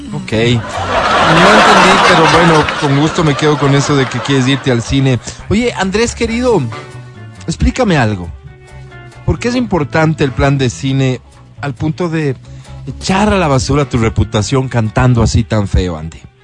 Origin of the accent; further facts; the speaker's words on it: Ecuador; como todo ecuatoriano